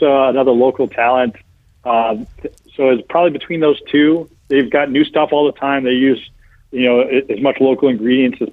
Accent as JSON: {"language": "English", "town": "Toledo", "region": "Ohio", "country": "United States", "said": "I'm from Toledo, Ohio."}